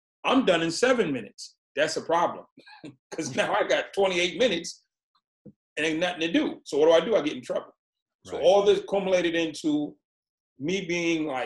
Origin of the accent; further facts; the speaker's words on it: Boston, Massachusetts, United States; I was born in Boston, Massachusetts, and my mom had six kids